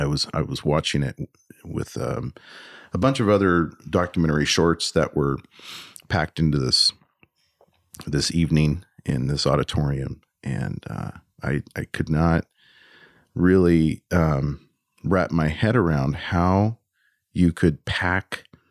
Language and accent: English; United States; as an American